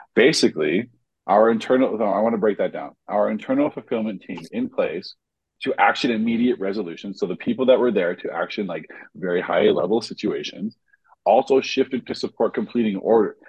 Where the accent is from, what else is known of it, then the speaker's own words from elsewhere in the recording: Jamaica; I feel ashamed as a Jamaican